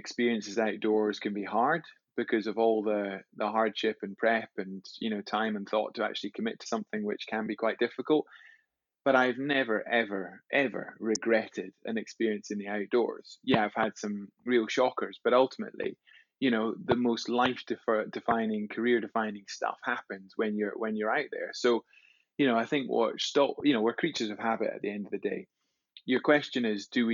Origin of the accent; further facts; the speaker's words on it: Scotland, United Kingdom; growing up in Scotland